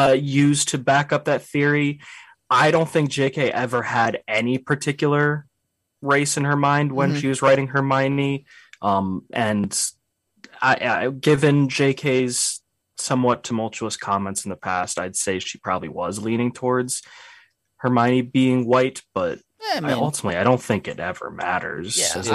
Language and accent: English; England, United Kingdom; I mean, we're English people.